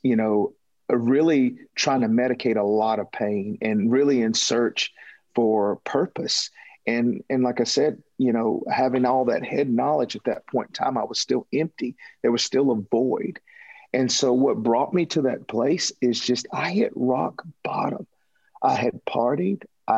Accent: Toccoa, Georgia, United States; Toccoa, Georgia, to be exact. A little small town in northeast

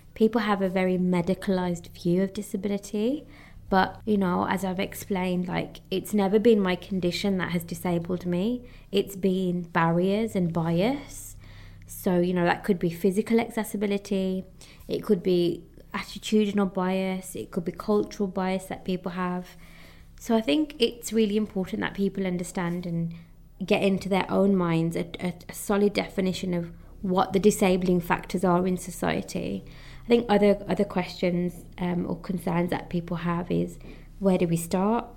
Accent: United Kingdom; although my heritage is Indian, I am British, I am born in the UK

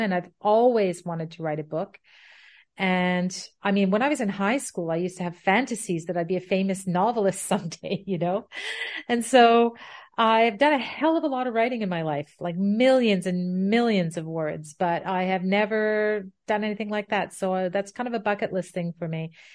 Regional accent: Ottawa, Ontario, Canada; moved away as an adult; also born or lived in Pembroke / England; I am Canadian and, uh, born in Ottawa, where I currently reside. However, I haven't lived most of my life here. I, I was, I, I was here as a child and a young adult

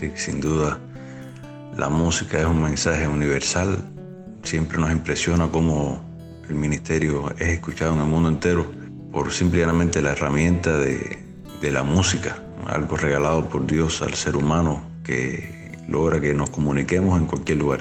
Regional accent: Cuba; also born or lived in Villa Clara, Cuba; una de las cárceles de nuestra isla

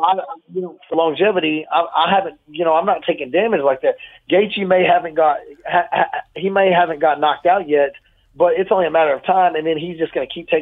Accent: Fort Worth, Texas, United States; I'm from Fort Worth

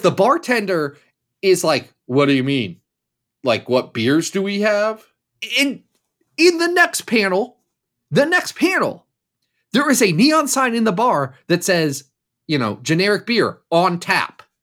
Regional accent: Kentucky, United States; I was born in Kentucky

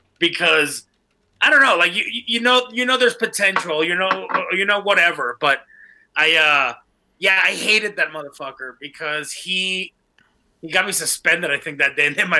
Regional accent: Monterrey, Nuevo León, Mexico; English is a second language; also born or lived in Laredo, Texas / Mérida, Yucatán; now in Albuquerque, United States; I was born in Laredo, Texas, and then raised in Monterrey, Mexico, and Mérida, Yucatán, in Mexico

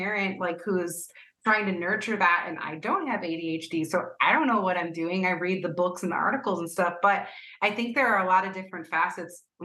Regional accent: United States; now in Cleveland, United States; as an American

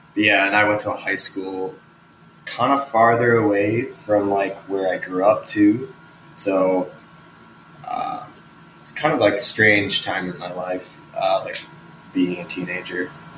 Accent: Chicago, Illinois, United States; So, yeah, I grew up around Chicago, like South Burbs, and then moved to the city when I was 21.

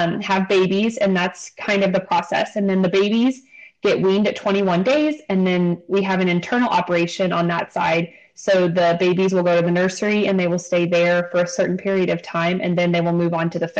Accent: Northeast Missouri, United States; I am born and raised in Northeast Missouri

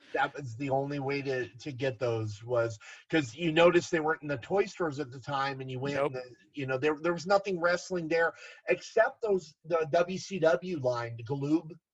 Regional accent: Garden Grove, California, United States; I was born and raised in Garden Grove, the next city over from Anaheim

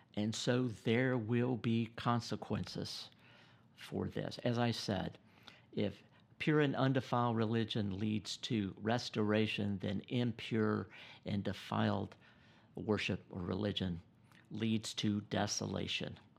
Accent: United States; I'm an American

